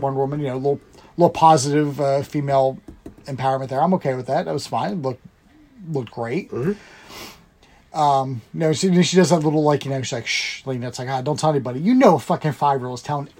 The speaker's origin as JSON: {"language": "English", "country": "United States", "said": "I'm American"}